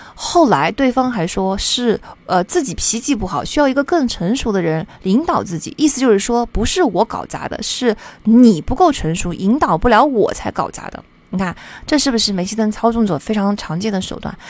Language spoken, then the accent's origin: Chinese; China; 我们中国人总是在乎努力、勤奋